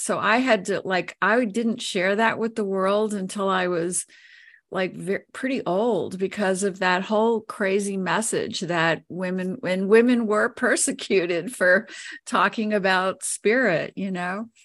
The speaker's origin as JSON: {"language": "English", "town": "New Orleans", "region": "Louisiana", "country": "United States", "tie": "born or raised there", "moved": "yes", "lives_now": "Colorado, United States", "said": "I was born and raised there"}